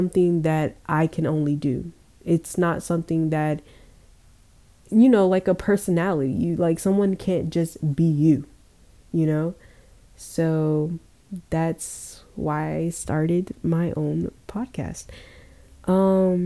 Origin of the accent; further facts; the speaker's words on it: Georgia, United States; I was born in Georgia